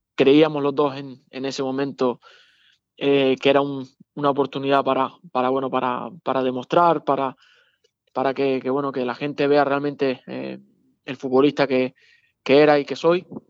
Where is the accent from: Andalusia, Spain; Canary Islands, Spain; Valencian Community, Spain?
Canary Islands, Spain; Las Palmas; moved away; contra Las Palmas, contra el equipo de, de mi tierra